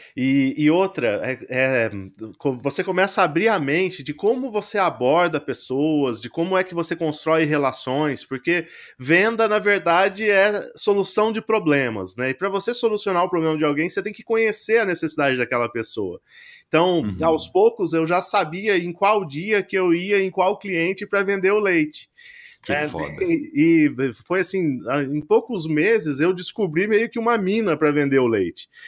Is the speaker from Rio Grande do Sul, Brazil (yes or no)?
no; Franca, São Paulo, Brazil; moved away; also born or lived in Brasília / Boston; Eu nasci em Brasília e cresci no interior de São Paulo, que a família do meu pai era de lá, em Franca, mais especificamente